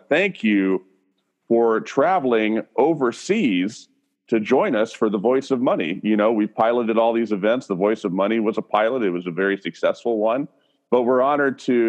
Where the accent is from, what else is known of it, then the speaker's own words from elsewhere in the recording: Southeast United States, United States; also born or lived in Nashville, Tennessee; I was born and raised in the Southeast United States